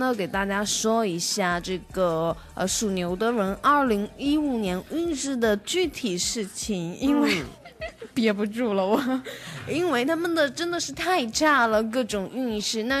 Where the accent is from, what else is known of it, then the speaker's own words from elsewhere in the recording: Taiwan; 我台湾人不知道“贼”是什么意思，“贼拉高”吗？